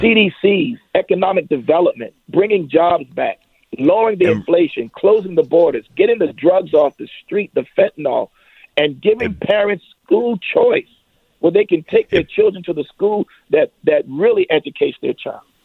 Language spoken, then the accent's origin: English; Ruffin Road, Virginia, United States; Growing up, again, I, I lived in Ruffin Road